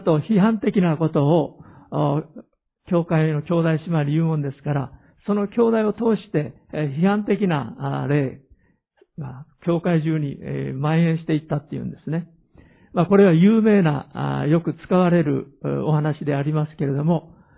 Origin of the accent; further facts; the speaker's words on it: Hiroshima, Japan; 私の生まれ育った広島の田舎の家